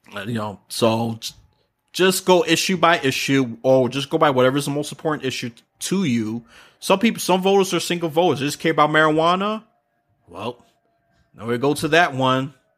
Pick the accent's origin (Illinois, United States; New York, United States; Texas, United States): New York, United States; New York City; moved away; that city, which I'm born and from